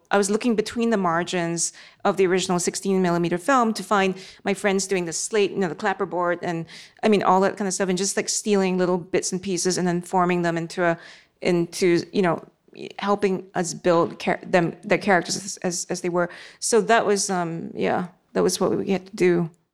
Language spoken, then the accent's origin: English; Singapore; I was a teenager then growing up in Singapore